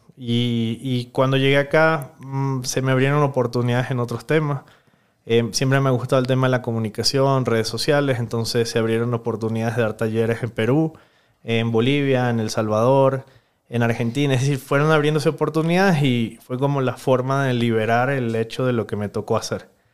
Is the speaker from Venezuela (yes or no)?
yes; Venezuela; moved away as an adult; now in Ecuador; Viví 26 años en Venezuela